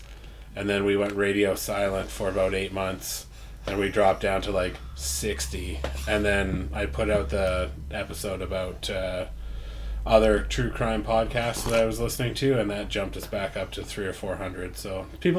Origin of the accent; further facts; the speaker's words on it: Canada; being polite Canadian gentlemen